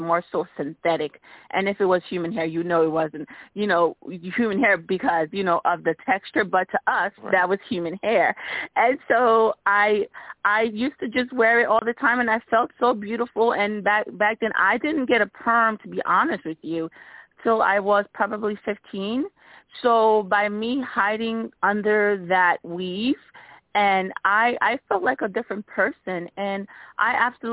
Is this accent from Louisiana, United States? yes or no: no; East Orange, New Jersey, United States; I grew up in East Orange